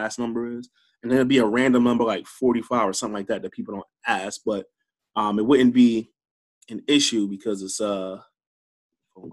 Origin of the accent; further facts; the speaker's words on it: New Jersey, United States; moved away as an adult; also born or lived in Baltimore, Maryland / Chicago, Illinois; now in Charleston, United States; I'm a Jersey boy. I'm born and raised in Jersey, and then I moved out to Baltimore when I was 18